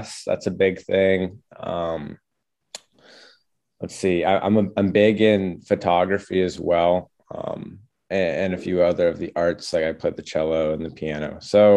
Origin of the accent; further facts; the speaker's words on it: Orono, Maine, United States; I'm from Orno, Maine